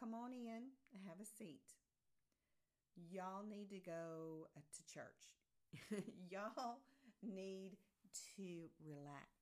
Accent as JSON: {"language": "English", "region": "the South", "country": "United States", "accent": "Southern", "said": "my Southern accent"}